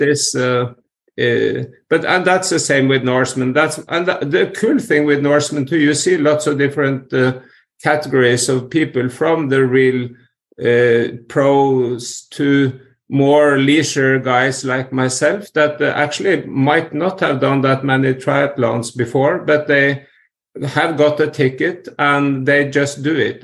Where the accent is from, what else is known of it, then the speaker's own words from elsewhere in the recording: Norway; growing up in Norway